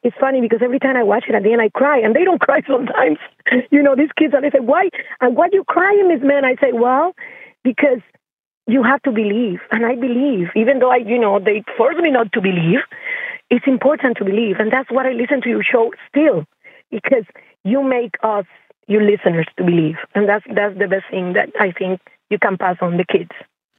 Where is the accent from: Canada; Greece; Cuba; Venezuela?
Cuba; now in United States; I'm from Cuba, and you know, I've been in the United States for 30 years so far